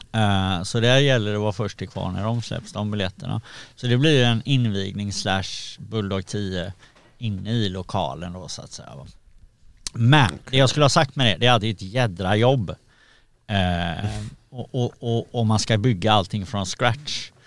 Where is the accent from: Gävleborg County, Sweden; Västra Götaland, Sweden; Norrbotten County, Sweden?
Västra Götaland, Sweden; Gothenburg; jag är uppvuxen i Backa i, i Göteborg